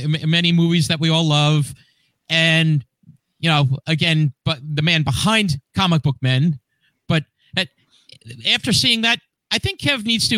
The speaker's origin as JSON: {"language": "English", "town": "Hackensack", "region": "New Jersey", "country": "United States", "tie": "born or raised there", "said": "one of the oldest churches is actually in my hometown of Hackensack"}